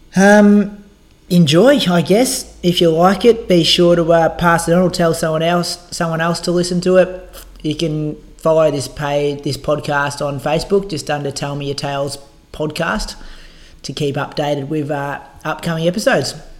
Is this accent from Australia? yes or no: yes; Bendigo, Victoria, Australia; I'm from Bendigo